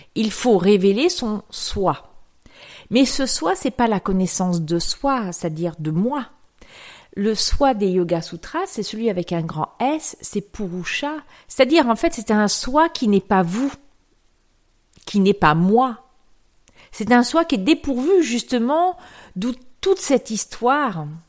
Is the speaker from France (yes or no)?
yes; France; also born or lived in Aix-en-Provence; Je suis née en France. J'ai des parents français. J'ai des parents qui ont vécu à la campagne et j'ai vécu très longtemps à la campagne